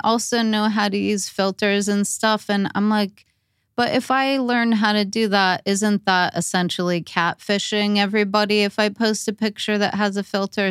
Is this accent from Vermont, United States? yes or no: no; Torrance, California, United States; I grew up in Torrance